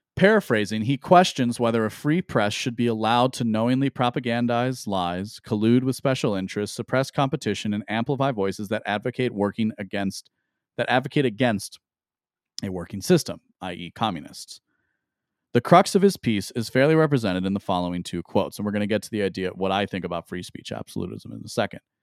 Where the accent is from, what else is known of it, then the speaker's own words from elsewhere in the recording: United States; as an American who cares about the Constitution